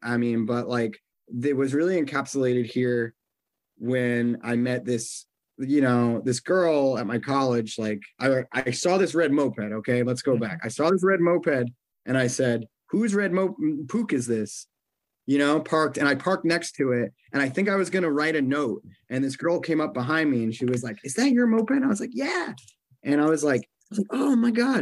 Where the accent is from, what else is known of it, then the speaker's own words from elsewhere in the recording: New York, United States; moved away; also born or lived in Boston; I was from New York